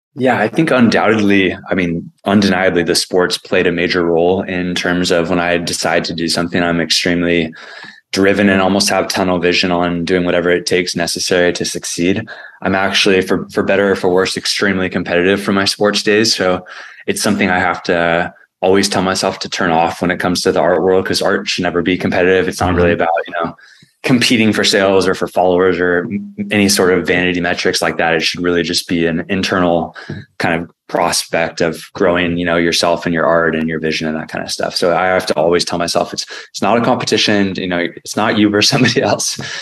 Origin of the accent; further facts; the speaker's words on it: San Diego, California, United States; my hometown